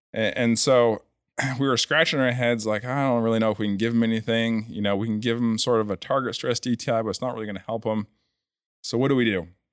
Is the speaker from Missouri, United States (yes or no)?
no; New Hampshire, United States; I'm from New Hampshire